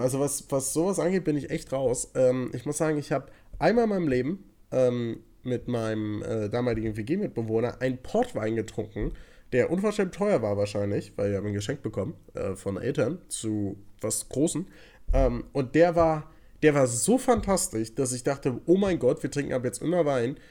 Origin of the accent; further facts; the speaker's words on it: Cologne area, North Rhine-Westphalia, Germany; now in Berlin, Germany; Wir kommen natürlich aus, äh, aus der Umkreis Köln.